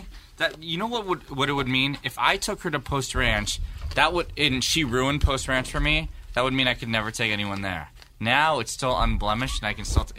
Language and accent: English; San Mateo, California, United States; moved away as an adult; also born or lived in Chicago; Yeah, because I was raised in San Mateo.